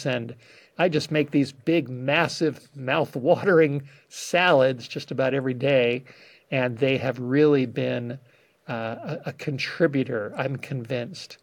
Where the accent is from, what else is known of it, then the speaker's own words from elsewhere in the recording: Los Angeles, California, United States; I grew up in the Hollywood Hills